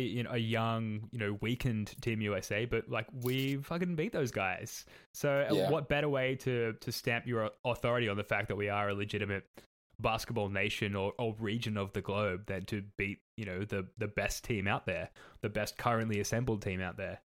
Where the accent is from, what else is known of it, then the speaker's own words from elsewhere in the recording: Australia; our characters as like Aussie hoops people